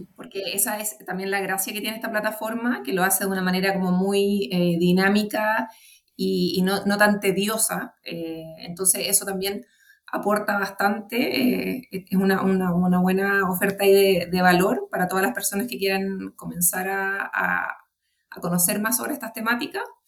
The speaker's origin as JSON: {"language": "Spanish", "country": "Chile", "also_born_or_lived": "Santiago / Puerto Varas", "said": "yo podría ser Santiaguina y Puerto Varina"}